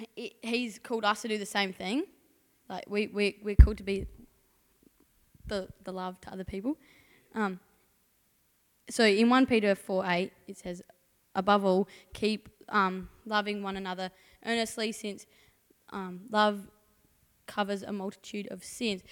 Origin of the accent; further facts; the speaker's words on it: Port Lincoln, South Australia, Australia; also born or lived in Mount Barker; from Port Lincoln. Born in Mount Barker.